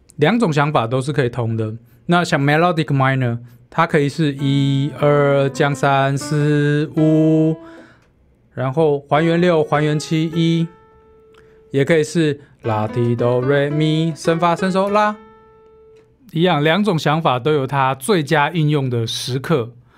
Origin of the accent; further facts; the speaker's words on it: Taiwan; 其实我们台湾人都会嘛， 会听得懂一点台语，听得懂英语